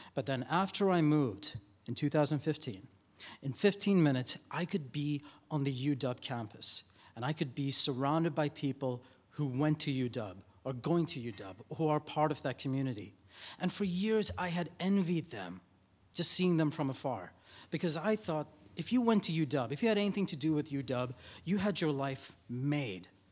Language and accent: English; Dubai, United Arab Emirates; moved away as an adult; now in Seattle, United States; I moved here from Dubai, where I was born in the early eighties